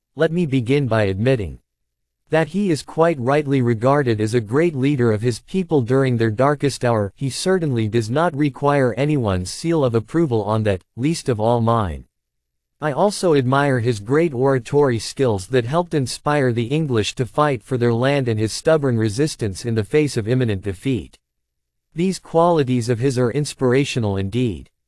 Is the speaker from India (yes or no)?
yes; India; I am from India, a former colony